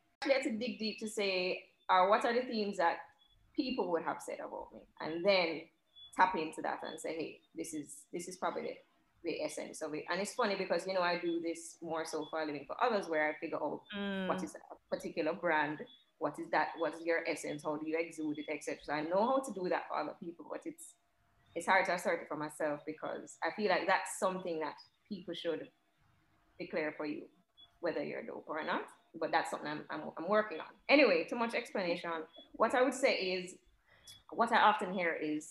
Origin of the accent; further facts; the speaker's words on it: Jamaica; growing up in Jamaica